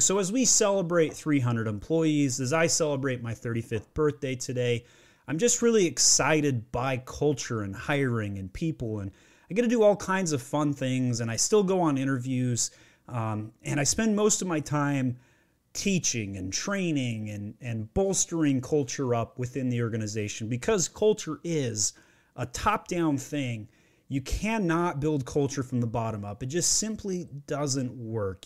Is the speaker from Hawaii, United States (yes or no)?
no; Utah, United States; also born or lived in Maryland; now in Georgia, United States; I grew up in Utah, and I had to go to Maryland to find my wife, and now I live in Georgia.